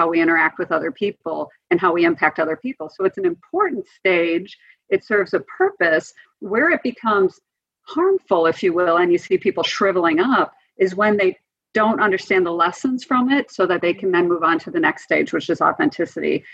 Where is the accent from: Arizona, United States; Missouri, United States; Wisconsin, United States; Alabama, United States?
Wisconsin, United States; I grew up in Wisconsin